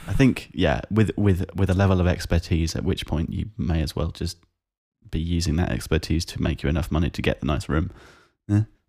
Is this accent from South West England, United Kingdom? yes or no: no; South East England, United Kingdom; it's painfully obvious that I'm from the South East of England